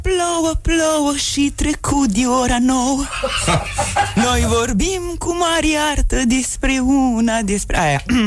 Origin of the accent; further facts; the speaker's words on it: Bucharest, Romania; sunt din București